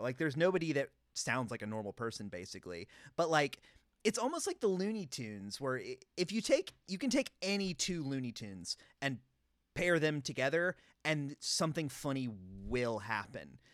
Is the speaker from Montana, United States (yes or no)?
no; North Carolina, United States; growing up in North Carolina